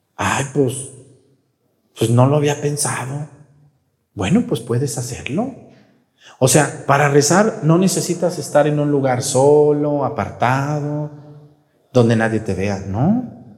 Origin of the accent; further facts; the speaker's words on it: Mexticacán, Jalisco, Mexico; moved away; allá en mi pueblo, en mesticacán fui yo, cuando quiero descansar, pues voy a mi pueblo